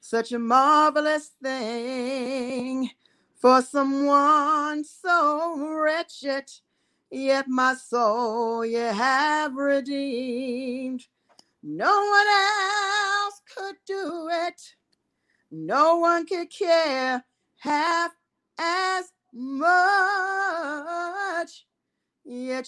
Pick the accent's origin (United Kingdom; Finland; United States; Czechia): United States; Cincinnati, Ohio; moved away; also born or lived in Kansas City; I'm originally from the funk capital of the world, Cincinnati, Ohio